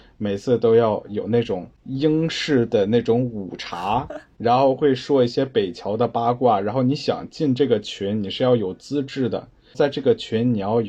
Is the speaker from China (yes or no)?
yes; China; now in Australia; 我说我是中国来的，我是百分之百 made in China。